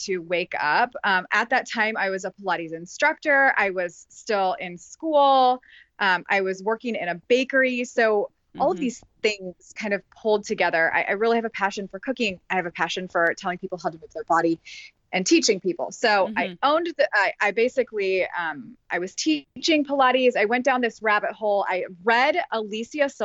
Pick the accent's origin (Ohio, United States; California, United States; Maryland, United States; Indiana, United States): Indiana, United States; Carmel; now in Noblesville, United States; My husband and I live in Noblesville, Indiana, and I grew up in Carmel